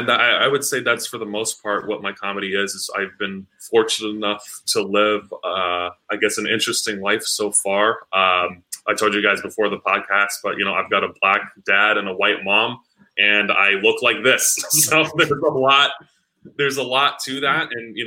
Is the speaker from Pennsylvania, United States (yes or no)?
no; New York, United States; born there; So I was born in New York, and my mom is born and raised in the Bronx.